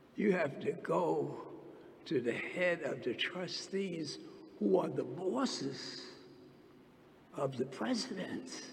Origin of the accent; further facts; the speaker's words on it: New York City, New York, United States; I was born and raised in Harlem.